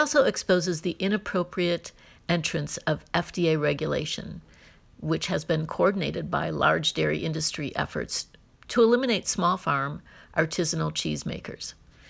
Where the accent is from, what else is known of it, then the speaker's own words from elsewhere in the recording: United States; as an American